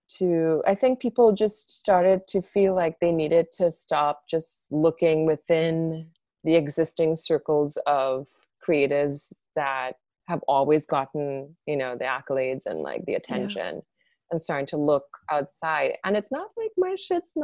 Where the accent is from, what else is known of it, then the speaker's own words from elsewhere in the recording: Trinidad & Tobago; moved away as an adult; now in New York, United States; I grew up in Trinidad, which is like a Black and brown place